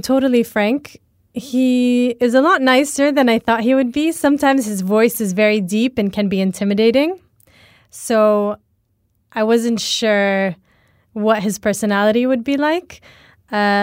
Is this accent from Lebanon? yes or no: yes; Lebanon; Growing up in Lebanon